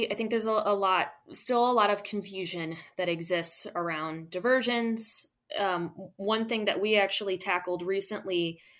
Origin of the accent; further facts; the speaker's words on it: Midwest, United States; well, I'm from the Midwest. I know nothing about gumbo.